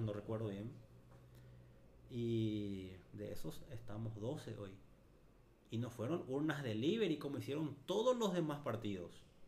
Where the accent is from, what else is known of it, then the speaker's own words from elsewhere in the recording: Paraguay; nuestra ciudad, para nuestro Paraguay